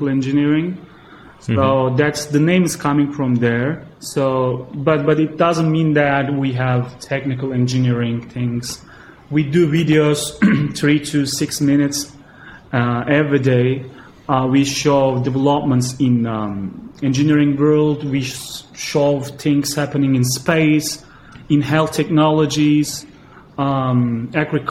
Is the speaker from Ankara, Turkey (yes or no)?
no; Gaziantep, Turkey; moved away as an adult; now in Istanbul, Turkey; my hometown. It's a city next to the Syrian border in southeastern Turkey called, the name is Gaziantep